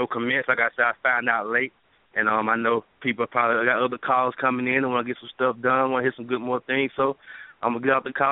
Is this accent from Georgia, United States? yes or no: yes; Dublin, Georgia, United States; now in Athens, United States; Um, I'm from the Georgia area. Right now, I live in Athens. I'm from Middle Georgia, actually Dublin.